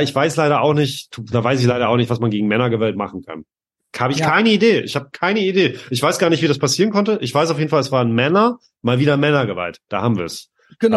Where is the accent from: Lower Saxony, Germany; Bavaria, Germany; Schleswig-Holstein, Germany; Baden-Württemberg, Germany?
Schleswig-Holstein, Germany; Lübeck; moved away; aus meiner alten Heimatstadt Lübeck